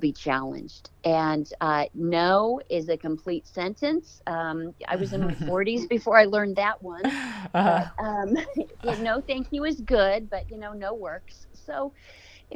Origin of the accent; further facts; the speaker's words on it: California, United States; I grew up in California